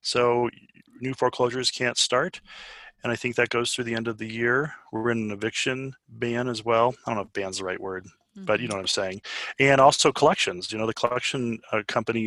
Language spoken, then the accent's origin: English; Aurora, Colorado, United States; I'm an Aurora kid.